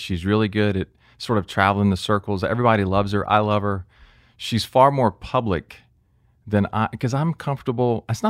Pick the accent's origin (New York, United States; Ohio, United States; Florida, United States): Florida, United States; Jacksonville; I grew up in Jacksonville.